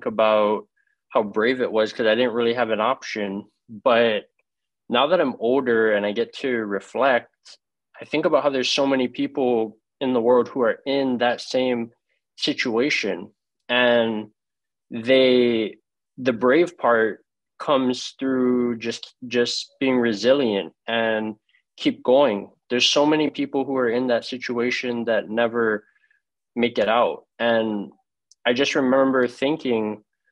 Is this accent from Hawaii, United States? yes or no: yes; Hawaii, United States; moved away as an adult; now in Florida, United States; I was born and raised in Hawaii, and I grew up with my grandparents